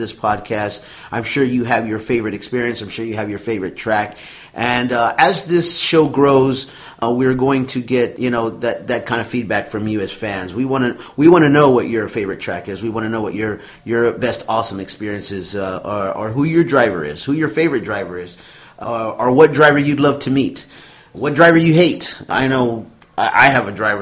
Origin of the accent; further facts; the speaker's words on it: Houston, Texas, United States; also born or lived in San Antonio, Texas; I am originally from Houston, Texas, by way of San Antonio, and I grew up not around NASCAR, but being in Texas